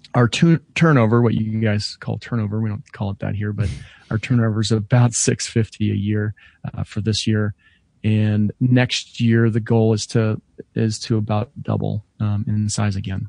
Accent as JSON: {"language": "English", "town": "Denver", "region": "Colorado", "country": "United States"}